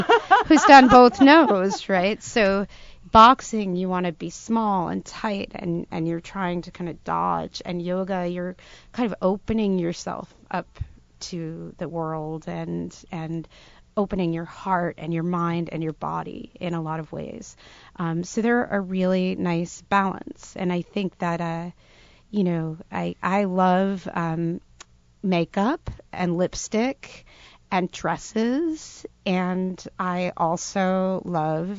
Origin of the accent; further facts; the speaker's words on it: Providence, Rhode Island, United States; grew up right around Providence